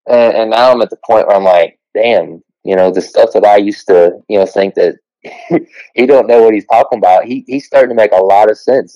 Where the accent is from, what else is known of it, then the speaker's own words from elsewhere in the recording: Southern Ohio, United States; where Kentucky and West Virginia, Ohio all touch right at the bottom